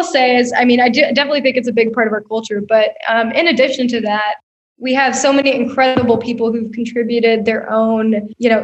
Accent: Atlanta, Georgia, United States; moved away as an adult; now in Bentonville, United States; I'm from Atlanta, and my heart, you know, obviously there's a huge part of me that's still an Atlantan. My family still lives there

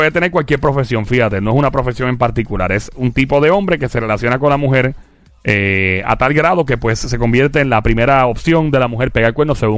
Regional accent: Carolina, Puerto Rico; Carolina, nuestro pueblo. Carolina. Yo, soy de Carolina.

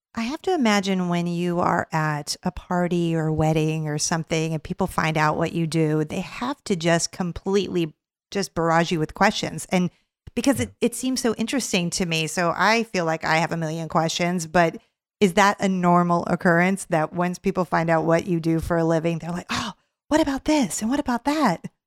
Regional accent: California, United States; my home state of california

